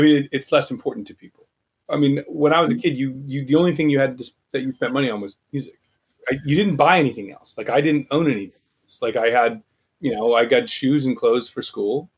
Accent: United States; as an American

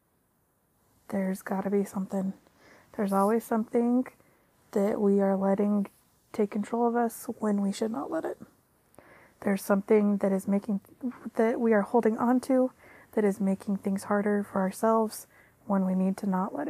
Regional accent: Utah, United States; I'm from Utah in the United States

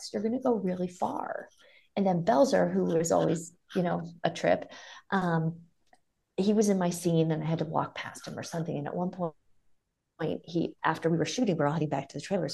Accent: Ohio, United States; now in Las Vegas, United States; I'm from Ohio, but we would vacation in the South

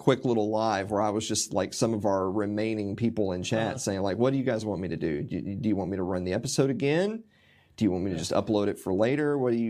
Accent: Tennessee, United States; because like I'm from Middle Tennessee. I've lived here most of my life

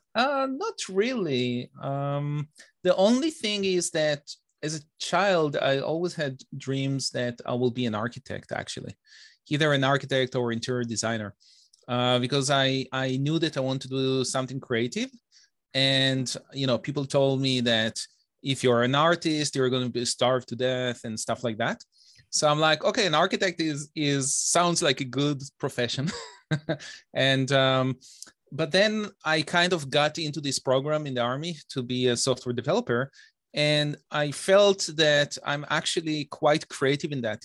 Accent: Bnei Brak, Tel Aviv District, Israel; accent: Israeli; moved away as an adult; also born or lived in Detroit, United States; now in Toronto, Canada; I was, uh, born and raised in Israel

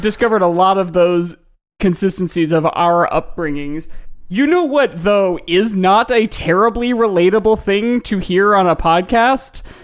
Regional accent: Midwest, United States; growing up in the Midwest

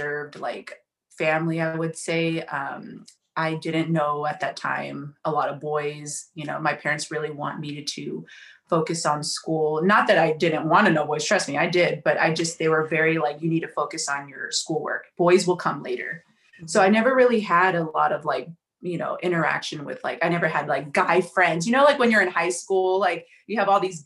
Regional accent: Oakland, California, United States; I grew up in the Bay Area, San Francisco Bay Area. I'm from Oakland, California, born and raised.

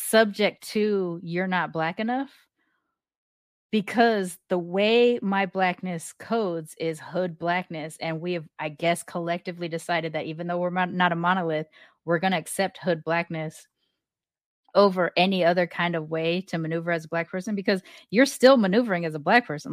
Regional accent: Long Beach, California, United States; I grew up in Long Beach.

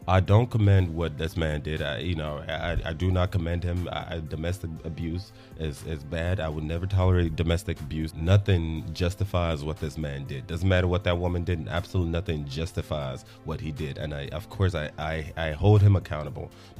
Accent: Nigeria; now in Texas, United States; as a Nigerian

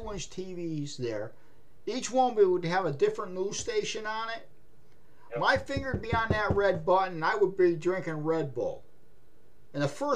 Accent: Maine, United States; I'm a hillbilly from Maine.

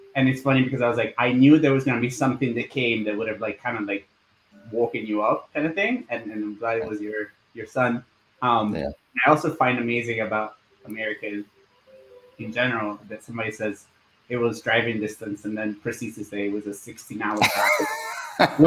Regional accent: Florida, United States; you can tell I'm from Florida.

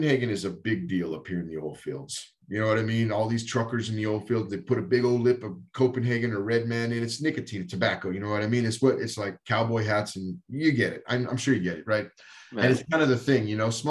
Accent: Texas, United States; also born or lived in Colorado; now in North Dakota, United States; I grew up in Texas, but we've been in Colorado for 20 years before we moved to North Dakota

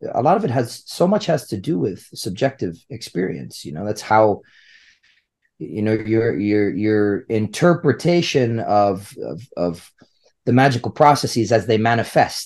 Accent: United States; I'm American

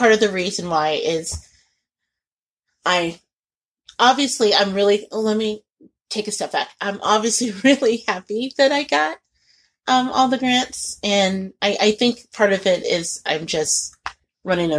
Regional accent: Indianapolis, Indiana, United States; growing up in Indianapolis

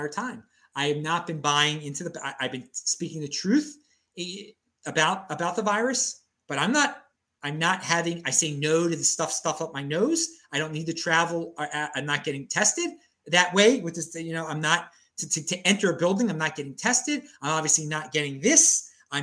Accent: Baltimore, Maryland, United States; now in Nashville, United States; I'm from Baltimore.

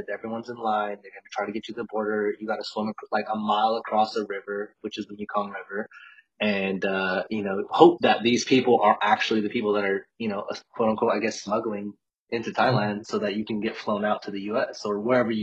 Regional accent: Westminster, California, United States; also born or lived in Albuquerque, New Mexico; I'm actually from Southern California, a city called Westminster. It's like 45 minutes out of L.A.

